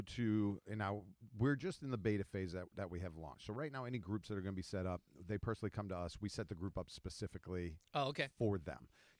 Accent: New Jersey, United States; I grew up in Jersey

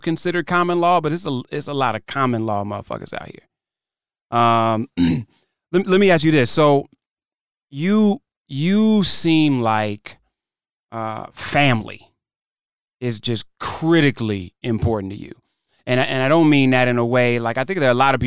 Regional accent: Cleveland, Ohio, United States; moved away; also born or lived in United Kingdom; Cleveland's home. I was raised in Cleveland

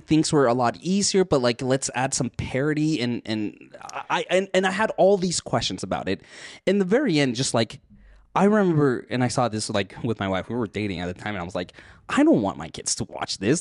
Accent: United States; also born or lived in Mexico; Even though I grew up here in the States

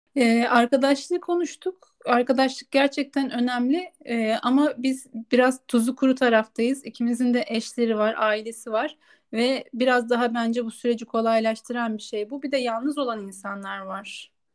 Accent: Turkey; moved away as an adult; now in Spain; Türk olduğumu

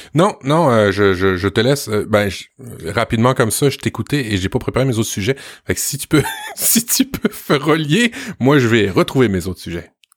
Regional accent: Quebec, Canada; chez nous au Québec

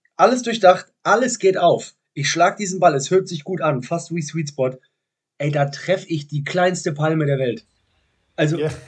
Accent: Cologne, North Rhine-Westphalia, Germany; als Kölner in München, moderiert Quatsch Comedy Club

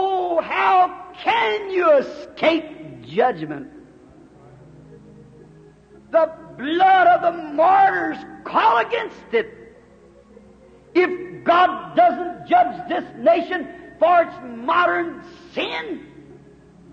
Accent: United States; I'm glad to be an American

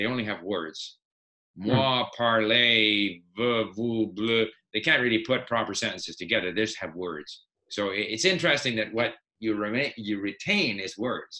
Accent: Montreal, Quebec, Canada; first language Swedish; also born or lived in Sweden; But I grew up in Montreal, and we had French at school, and I couldn't speak French, really.

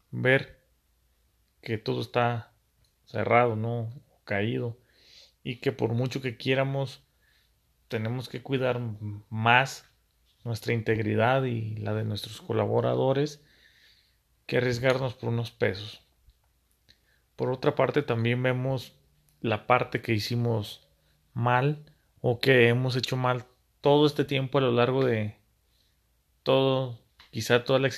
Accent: Mexico; también está nuestra muy poca imaginación como mexicanos o la capacidad de adaptar los negocios

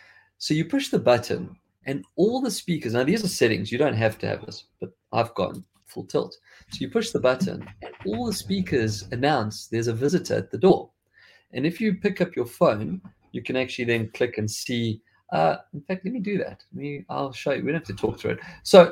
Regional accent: South Africa; accent: South African; like I've lost quite a bit of my South African accent.

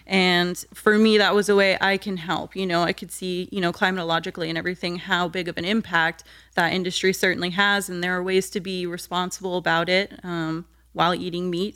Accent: New Smyrna Beach, Florida, United States; also born or lived in Deltona, Florida; the first half of my childhood, I lived in Deltona, so, like, twenty minutes west of New Smyrna

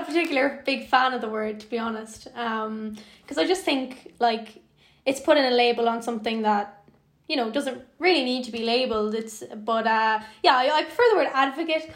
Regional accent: Skibbereen, Munster, Ireland; I'm from Skibbereen in West Cork.

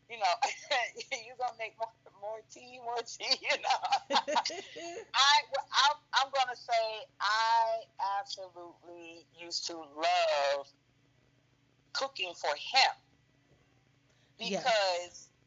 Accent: Savannah, Georgia, United States; moved away; I'm from Savannah.

